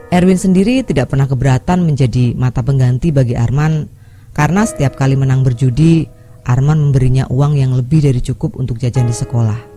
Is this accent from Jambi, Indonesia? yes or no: yes; Jambi, Indonesia; Kisah ini saya dapat waktu tinggal di tempat asal saya di Jambi di tahun antara 1997 sampai 2002 akhir.